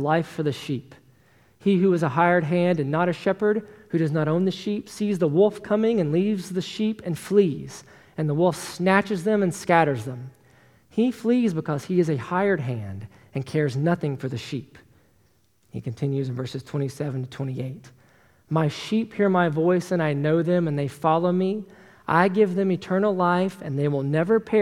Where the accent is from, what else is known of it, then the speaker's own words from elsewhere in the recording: Tennessee, United States; I was born and raised in Tennessee, as you all know, and in the South, we have a tendency to be really nice